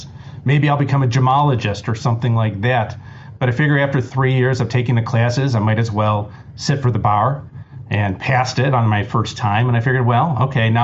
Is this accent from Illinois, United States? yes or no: no; Cleveland, Ohio, United States; growing up in Cleveland, my family owned a jewelry store